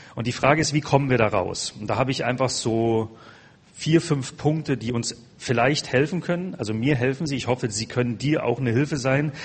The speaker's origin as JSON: {"language": "German", "country": "Germany", "also_born_or_lived": "Passau", "said": "unsere Mentalität als Deutsche."}